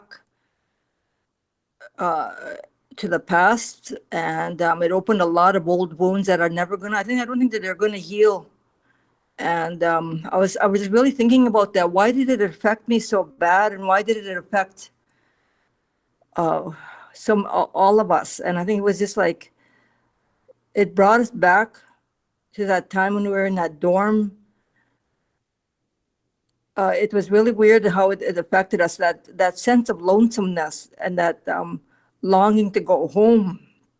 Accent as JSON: {"language": "English", "town": "Kenora", "region": "Ontario", "country": "Canada", "said": "I'm originally from Kenora, Ontario"}